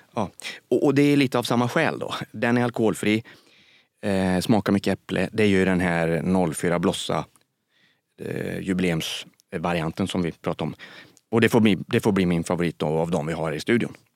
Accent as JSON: {"language": "Swedish", "area": "Västergötland", "region": "Västra Götaland", "country": "Sweden", "said": "som jag säger som är västgöte."}